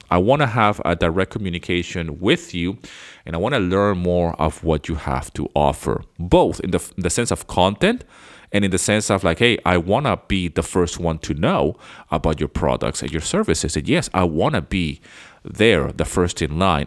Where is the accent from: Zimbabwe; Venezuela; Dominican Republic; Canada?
Venezuela; moved away as an adult; also born or lived in United Kingdom; now in Greece; I was born in the U K, but I grew up somewhere else. I grew up in South America. I grew up in Venezuela